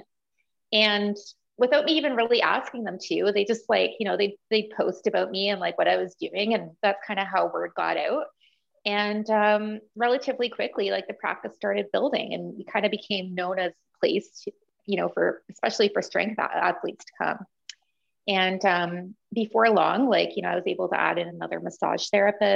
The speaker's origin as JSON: {"language": "English", "town": "Sault Ste. Marie", "region": "Ontario", "country": "Canada", "moved": "yes", "lives_now": "Ottawa, Canada", "said": "I'm originally from Sault Ste. Marie, Ontario. So like way up north, about 9 hours from Ottawa"}